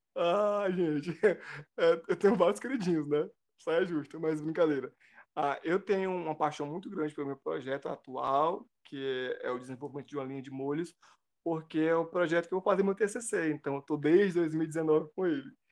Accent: Cascavel, Ceará, Brazil; eu sou de Cascavel, então eu vou e volto de ônibus universitário

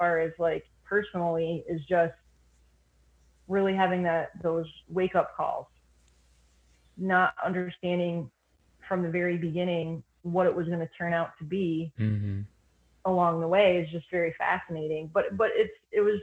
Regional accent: Lake Placid, New York, United States; I grew up in near Lake Placid, New York

